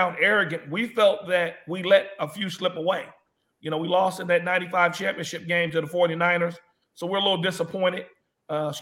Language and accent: English; Los Angeles, California, United States; I'm from Los Angeles